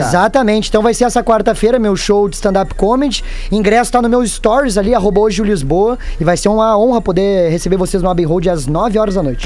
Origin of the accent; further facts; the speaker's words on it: Porto Alegre, Rio Grande do Sul, Brazil; eu sou do Sarandi